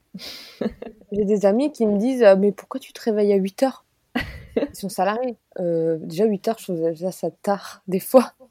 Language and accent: French; Alsace, Grand Est, France; Moi je suis alsacienne